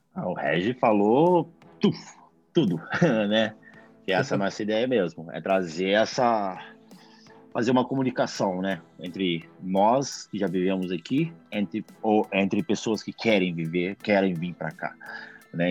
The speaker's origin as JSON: {"language": "Portuguese", "town": "Belo Horizonte", "region": "Minas Gerais", "country": "Brazil", "moved": "as an adult", "lives_now": "New York, United States", "said": "vim de BH, né? Belo Horizonte, Minas Gerais, terrinha boa. E também mais um mineiro nessa selva de pedras"}